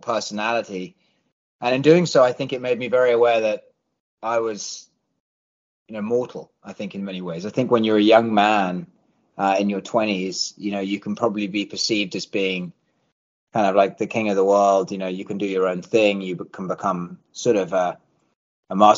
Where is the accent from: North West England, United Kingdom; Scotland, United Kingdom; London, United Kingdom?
London, United Kingdom; moved away as an adult; also born or lived in Washington, D.C.; now in Nashville, United States; English born and bred, raised in London